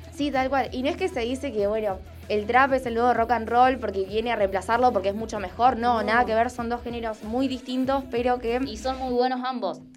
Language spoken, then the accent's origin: Spanish; Rosario, Santa Fe, Argentina; Nosotras dos que somos Rosarinas